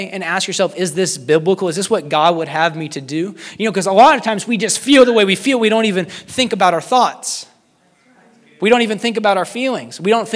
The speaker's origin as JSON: {"language": "English", "country": "United States", "said": "As an American"}